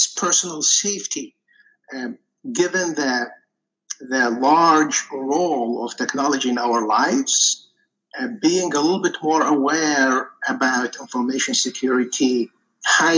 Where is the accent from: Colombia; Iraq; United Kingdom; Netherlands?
Iraq; moved away as an adult; now in United States; I was actually born and raised in Iraq